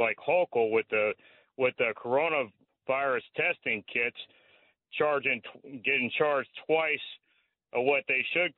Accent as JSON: {"language": "English", "town": "Shreveport", "region": "Louisiana", "country": "United States", "tie": "born or raised there", "moved": "yes", "lives_now": "Asbury Park, United States", "said": "I'm from Shreveport, Louisiana, born and raised"}